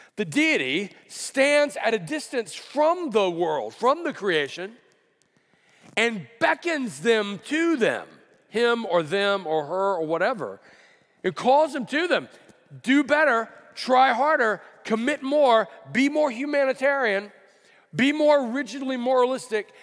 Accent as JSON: {"language": "English", "region": "Alabama", "country": "United States", "tie": "born or raised there", "moved": "yes", "lives_now": "California, United States", "said": "I grew up in Alabama"}